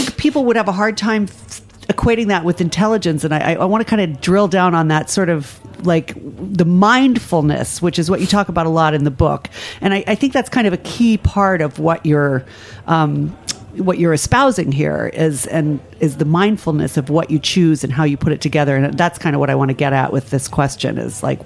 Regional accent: Ireland; as an Irish person

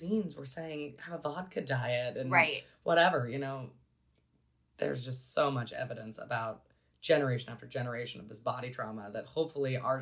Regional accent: Pacific Northwest, United States; I was raised in the Pacific Northwest.

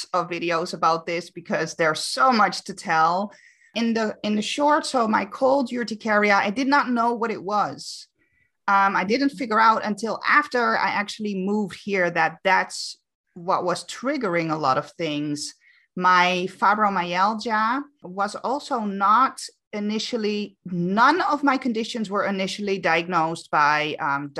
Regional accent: Amsterdam, North Holland, Netherlands; moved away as an adult; now in Canary Islands, Spain; I'm born and raised in Amsterdam, but I actually now live on the Canary Islands

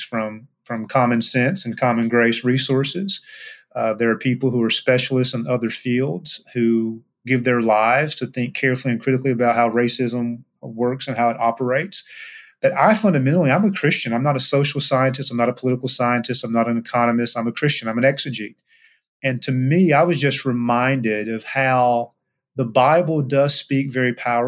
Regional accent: Eastern Kentucky, United States; an African-American who grew up in Eastern Kentucky

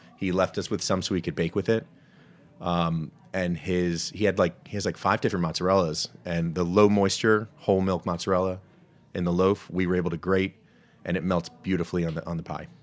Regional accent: New Jersey, United States; now in Washington, DC, United States; growing up in Jersey. So, I'm a, I'm a Jersey guy

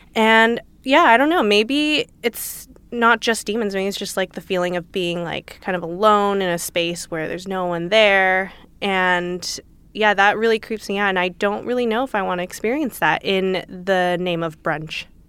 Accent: Los Angeles, California, United States; I grew up in L

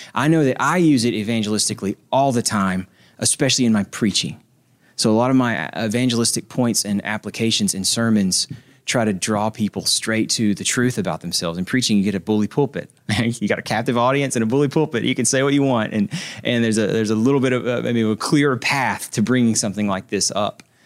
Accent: Nashville, Tennessee, United States; I'm from Nashville

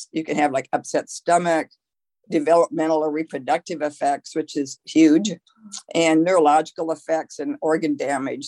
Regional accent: Midwest, United States; I'm from the Midwest, for instance, and our water in our city is one of the top five worst waters in the country.

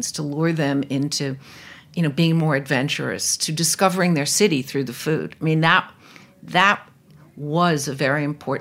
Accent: New York City, New York, United States; also born or lived in Los Angeles / Ann Arbor; I'm a New Yorker

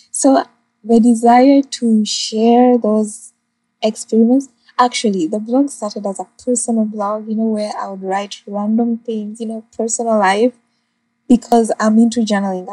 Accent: Uganda; moved away as an adult; now in Jamaica; growing up in Uganda

